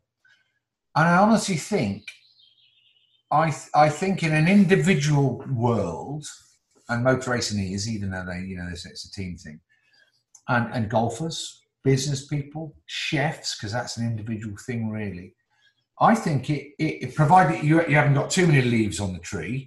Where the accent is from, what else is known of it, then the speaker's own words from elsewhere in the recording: Newcastle, North East England, United Kingdom; also born or lived in Oxford; I was born in Oxford, but I only spent like 4 years of my life there. And then we went up to the northeast to Newcastle